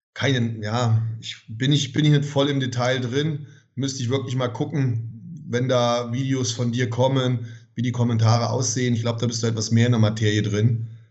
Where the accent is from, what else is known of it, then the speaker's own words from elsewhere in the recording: Germany; ich ja typischer Kartoffeldeutscher bin und, und hier geboren bin und hier lebe